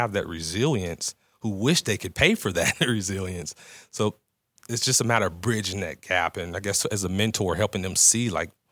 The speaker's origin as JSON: {"language": "English", "town": "Gary", "region": "Indiana", "country": "United States", "tie": "born or raised there", "also_born_or_lived": "Phoenix", "moved": "yes", "said": "growing up, especially once I left Gary"}